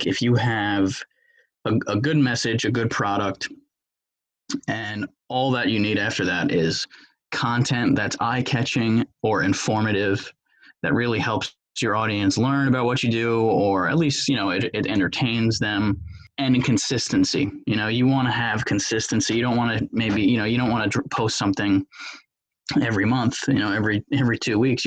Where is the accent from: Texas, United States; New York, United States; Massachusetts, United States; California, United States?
New York, United States; I grew up in New York, live here currently.